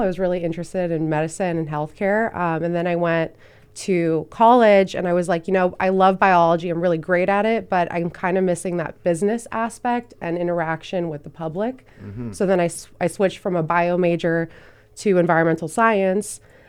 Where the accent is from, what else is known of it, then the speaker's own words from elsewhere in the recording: Thousand Oaks, California, United States; also born or lived in Van Nuys; now in Ventura, United States; So I was born in Van Nuys, moved around a lot. I ended up in Thousand Oaks, spent probably over a decade there. And then I came to Ventura about 5 years ago.